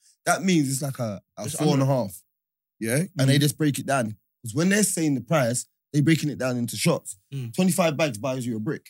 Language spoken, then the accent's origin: English; London, United Kingdom; And we're from East, yeah?